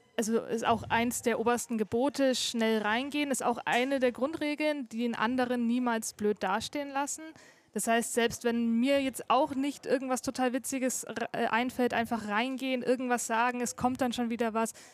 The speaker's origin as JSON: {"language": "German", "town": "Erlangen", "region": "Bavaria", "country": "Germany", "tie": "born or raised there", "said": "Also ich komme aus R-Lang. Ich bin hier geboren und immer hier gewesen."}